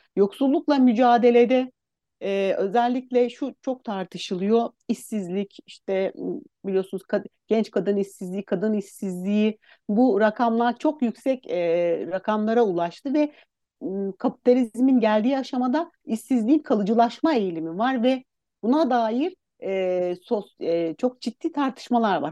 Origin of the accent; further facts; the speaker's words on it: Istanbul, Turkey; also born or lived in Aksaray; E, ben Aksaray doğumluyum. 4 yaşından beri İstanbul'da yaşıyorum